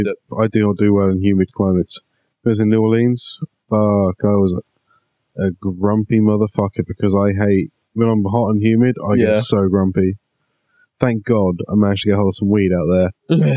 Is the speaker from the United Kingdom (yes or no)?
yes; United Kingdom; being British